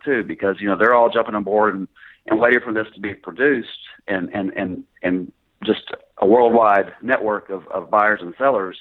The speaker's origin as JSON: {"language": "English", "town": "Greenville", "region": "Mississippi", "country": "United States", "tie": "born or raised there", "also_born_or_lived": "Paragould, Arkansas / San Antonio, Texas", "moved": "as an adult", "lives_now": "Little Rock, United States", "said": "I actually uh, grew up in Greenville, uh, graduated high school, and went to college there in, in Mississippi"}